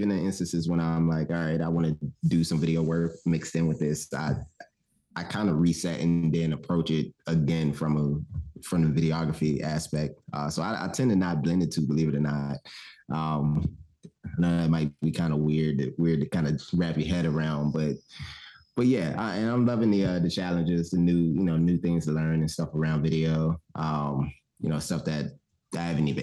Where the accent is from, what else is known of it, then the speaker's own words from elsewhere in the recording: Richmond, Virginia, United States; now in Atlanta, United States; I am based out of Atlanta now. I'm from Richmond, Virginia.